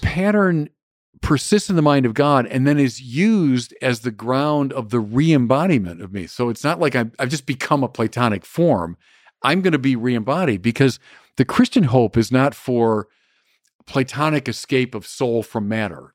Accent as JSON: {"language": "English", "town": "Birmingham", "region": "Michigan", "country": "United States", "tie": "born or raised there", "said": "growing up in Birmingham, Michigan"}